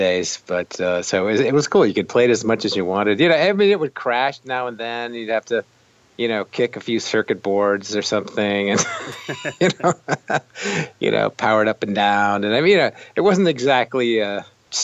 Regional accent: San Jose, California, United States; moved away as an adult; also born or lived in Chicago; where I grew up in San Jose, California

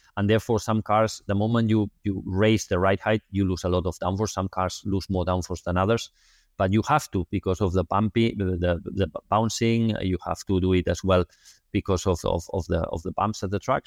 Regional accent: Barcelona, Catalonia, Spain; I'm from Barcelona

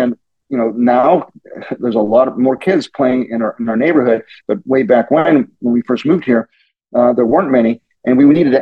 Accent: Pittsburgh, Pennsylvania, United States; now in Silicon Valley, United States; I was born and raised in Pittsburgh, the suburbs of Pittsburgh

